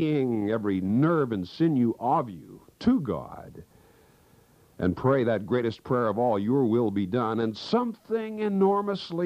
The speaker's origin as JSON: {"language": "English", "region": "Kansas", "country": "United States", "tie": "born or raised there", "moved": "yes", "said": "my hometown back in Kansas"}